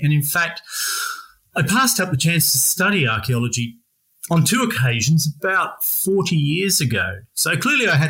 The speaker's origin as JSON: {"language": "English", "country": "Australia", "accent": "Australian", "moved": "yes", "lives_now": "England, United Kingdom", "said": "my accent's Australia, from Australia. And I just find myself here in sunny England"}